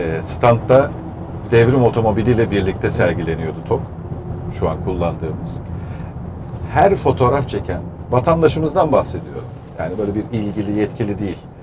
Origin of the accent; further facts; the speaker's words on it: Bursa, Turkey; moved away; Bursa'ya da yabancı değilim. Çocukluğum evet. burada geçmiş sayılır. Anne tarafından buralıyım.